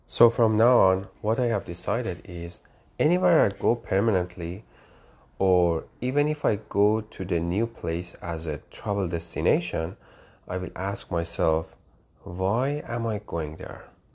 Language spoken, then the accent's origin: English; Tehran, Tehran Province, Iran; moved away as an adult; now in United States; I grew up in Tehran, capital of Iran